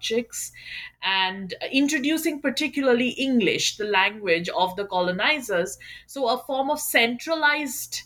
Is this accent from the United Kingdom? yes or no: no; Kolkata, West Bengal, India; moved away as an adult; also born or lived in West Virginia, United States; I am from Kolkata, and I did my undergrad and master's from Jadavpur University in Kolkata itself